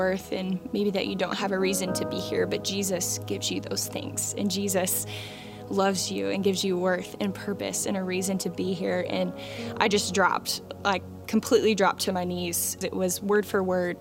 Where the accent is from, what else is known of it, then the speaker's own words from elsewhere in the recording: Flowery Branch, Georgia, United States; I grew up in Flowery Branch